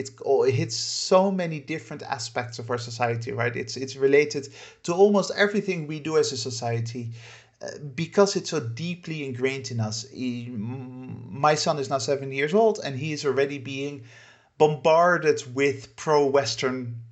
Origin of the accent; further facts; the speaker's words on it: Netherlands; moved away as an adult; but I lived in too many countries, and for too many years I've been outside of my home country, the Netherlands, to feel patriotism or nationalism in that sense.